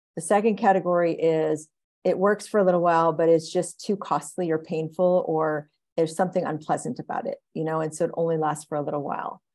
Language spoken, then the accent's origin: English; Oklahoma, United States; I grew up in Oklahoma